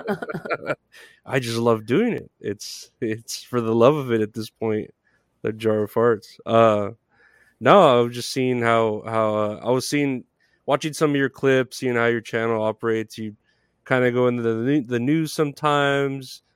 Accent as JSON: {"language": "English", "region": "Texas", "country": "United States", "said": "I'm from Texas"}